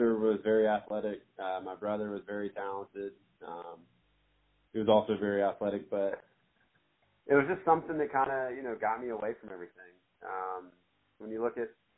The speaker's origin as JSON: {"language": "English", "area": "Habersham", "region": "North Georgia", "country": "United States", "tie": "born or raised there", "said": "From a small town in North Georgia"}